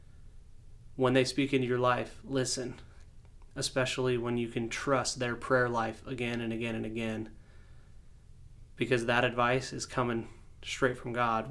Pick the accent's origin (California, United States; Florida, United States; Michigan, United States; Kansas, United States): Kansas, United States; Wichita; also born or lived in Amesbury, Massachusetts; my hometown of Wichita